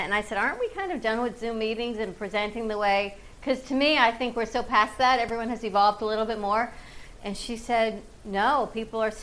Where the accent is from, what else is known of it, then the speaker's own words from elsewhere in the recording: Fort Lauderdale, Florida, United States; I grew up in Fort Lauderdale